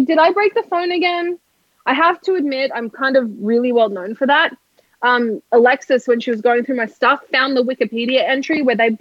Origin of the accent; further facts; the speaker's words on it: Australia; now in United States; I'm from Australia. I can't even say R